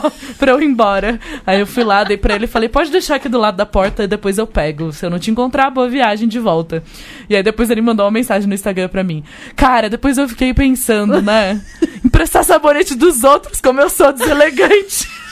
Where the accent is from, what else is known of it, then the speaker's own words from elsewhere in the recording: Brazil; eu sou do Brasil